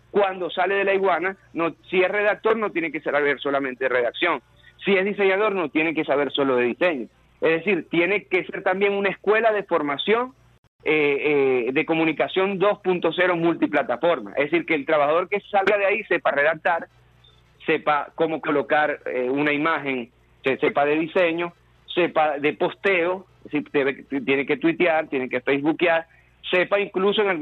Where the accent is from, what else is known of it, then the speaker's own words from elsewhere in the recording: Venezuela; porque somos venezolanos